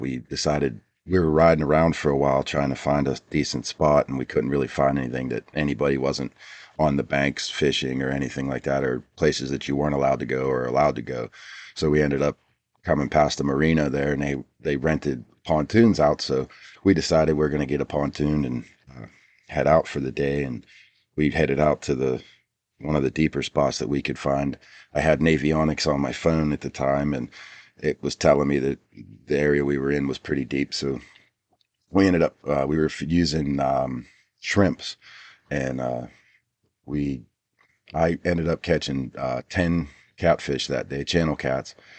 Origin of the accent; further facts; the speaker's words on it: Pittsburgh, Pennsylvania, United States; I grew up in Pittsburgh, P A.